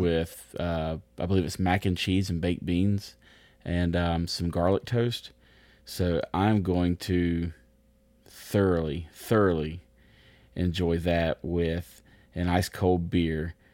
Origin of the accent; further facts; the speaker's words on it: United States; I'm American